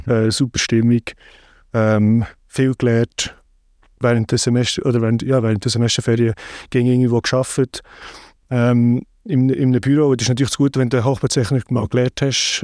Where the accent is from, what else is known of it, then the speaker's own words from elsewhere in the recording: Lyss, Bern, Switzerland; moved away as an adult; now in London, United Kingdom; zu Lies, wo ich aufgewachsen bin